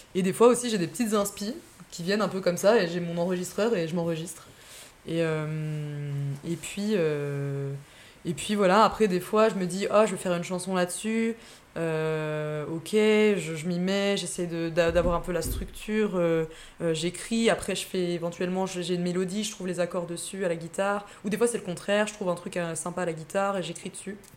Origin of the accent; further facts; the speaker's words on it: Massif des Bauges, Auvergne-Rhône-Alpes, France; j'ai passé mon enfance là-bas, ouais, mon enfance, mon adolescence. J'étais à l'école, au collège, là-bas